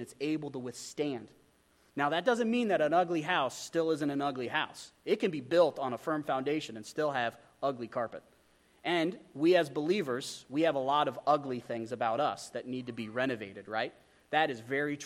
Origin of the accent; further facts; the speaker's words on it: Wyoming, United States; I grew up in Wyoming